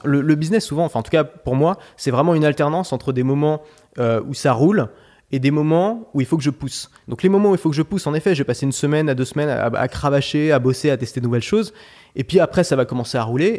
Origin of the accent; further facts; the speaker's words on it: Paris, Île-de-France, France; J'ai grandi à Paris et c'est une ville euh, que j'affectionne beaucoup